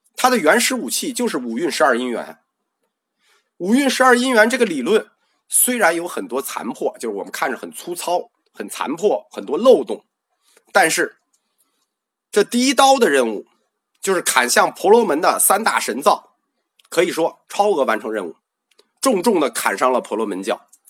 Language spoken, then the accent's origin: Chinese; China; 我们中国人